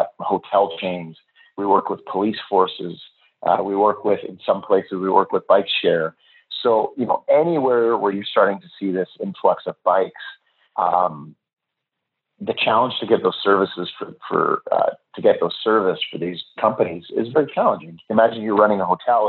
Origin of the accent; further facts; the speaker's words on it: Vancouver, British Columbia, Canada; I'm in Austin right now. I'm from Vancouver